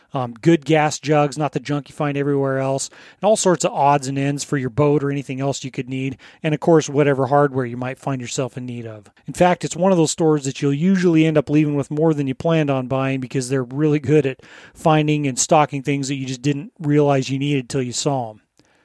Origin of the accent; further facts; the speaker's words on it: Colorado, United States; moved away; I'm from Colorado originally.